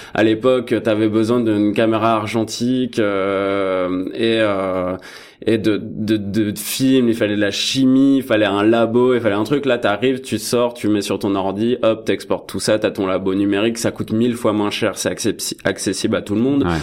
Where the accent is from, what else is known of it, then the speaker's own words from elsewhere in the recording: France; moved away as an adult; now in Toronto, Canada; je suis français